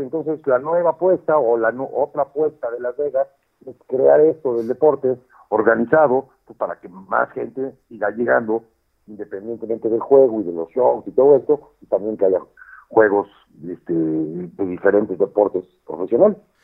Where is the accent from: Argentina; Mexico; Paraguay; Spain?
Mexico; moved away; soy el único latino obviamente soy el único mexicano